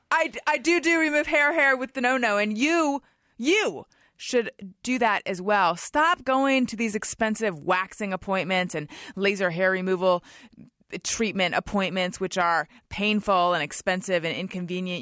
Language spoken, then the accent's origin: English; Orange County, California, United States; also born or lived in Oakland; I'm from Orange County